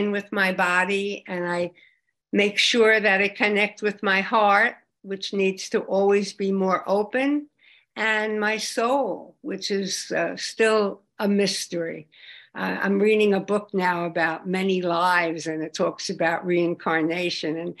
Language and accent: English; Long Island, New York, United States; I come from Long Island, and we had a great fellowship there